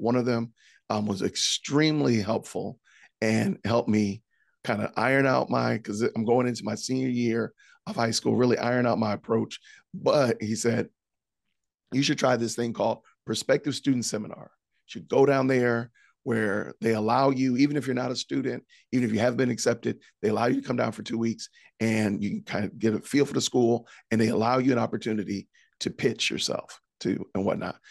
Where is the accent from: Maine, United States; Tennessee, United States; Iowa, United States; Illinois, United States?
Illinois, United States; Aurora; moved away as an adult; I am originally from Aurora, Illinois, which is outside of Chicago.